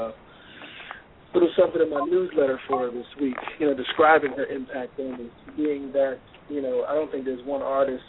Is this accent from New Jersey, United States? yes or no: yes; New Jersey, United States; growing up in Jersey